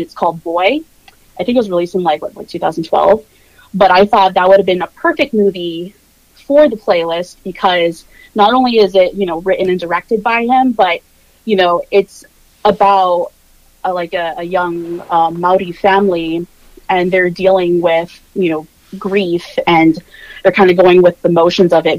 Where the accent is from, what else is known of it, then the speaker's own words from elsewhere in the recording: Norfolk, Virginia, United States; accent: general American; I grew up in Virginia Beach, Norfolk, Virginia, very heavy military presence